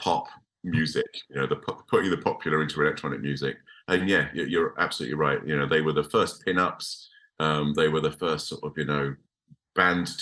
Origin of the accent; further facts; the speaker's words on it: Chelmsford, East of England, United Kingdom; I'm from Essex. I come from Chelmsford.